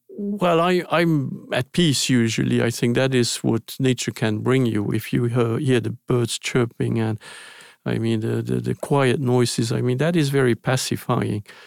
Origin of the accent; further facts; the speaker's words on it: Luxembourg; English is a second language; moved away; I was born in Luxembourg, which is a very small country.